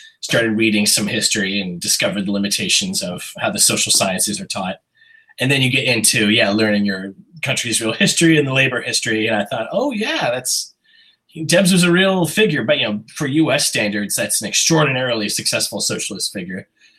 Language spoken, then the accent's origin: English; Terre Haute, Indiana, United States; I am from Terre Haute, Indiana